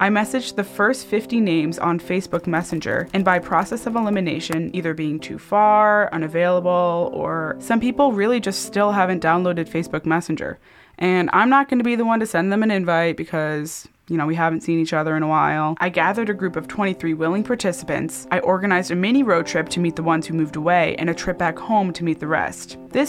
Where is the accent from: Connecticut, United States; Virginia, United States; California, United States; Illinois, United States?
Connecticut, United States; Newtown; I grew up in Newtown, Connecticut, attended Newtown High School, class of 2016. When I visited my hometown, Newtown